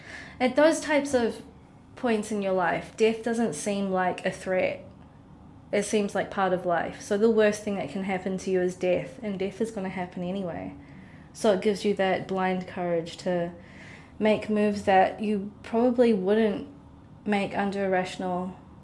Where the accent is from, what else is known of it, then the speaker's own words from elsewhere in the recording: Oman; born there; And I was born in Oman.